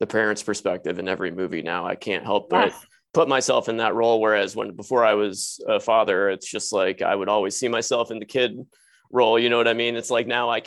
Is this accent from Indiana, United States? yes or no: yes; Southern Indiana, United States; I grew up in Southern Indiana in a small town